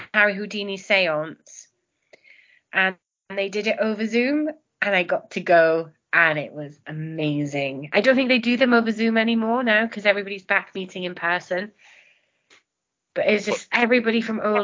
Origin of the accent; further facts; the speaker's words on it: Wales, United Kingdom; first language Welsh; English is a second language; I'm Welsh